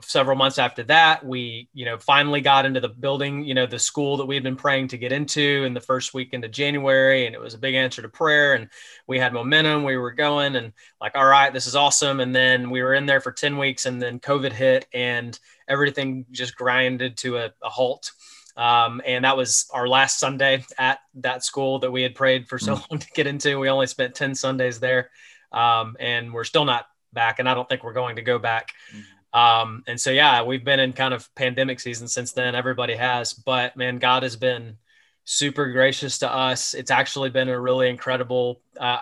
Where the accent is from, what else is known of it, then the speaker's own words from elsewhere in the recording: Texas, United States; moved away as an adult; also born or lived in greater Toronto area, Canada; So I'm from Texas. My wife and I moved to Canada to plant a church